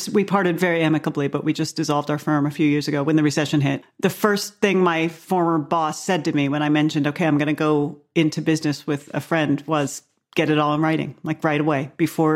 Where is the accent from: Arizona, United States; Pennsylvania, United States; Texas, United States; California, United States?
Arizona, United States; Scottsdale; moved away; I grew up in Phoenix. Actually, I grew up in Scottsdale